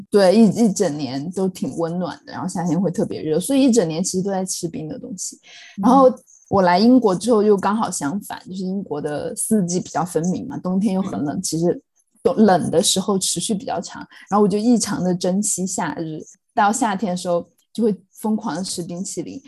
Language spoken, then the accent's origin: Chinese; Chongqing, China; also born or lived in Sichuan; now in London, United Kingdom; 我一路在国内长大，在，在四川，在重庆长大的时候